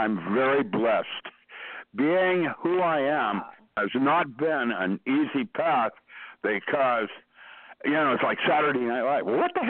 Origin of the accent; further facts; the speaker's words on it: China; English is a second language; I never learned how to do that because I grew up in China and my folks never touched me. You don't touch another person in that culture.